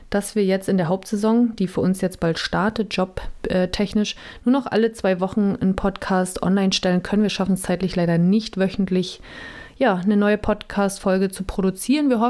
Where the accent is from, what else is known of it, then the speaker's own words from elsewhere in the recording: Neubrandenburg, Mecklenburg-Vorpommern, Germany; Oder selbst meine Heimatstadt Neubrandenburg, wollen wir hier mal nicht unterschlagen, ist auch sehr schön am Tollensesee.